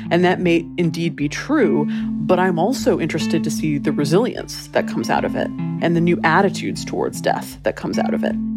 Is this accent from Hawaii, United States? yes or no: yes; Hawaii, United States; now in Los Angeles, United States; I grew up in Hawaii